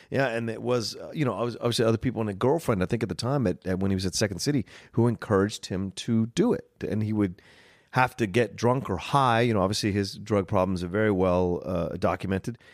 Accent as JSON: {"language": "English", "region": "Virginia", "country": "United States", "tie": "born or raised there", "said": "growing up in Virginia"}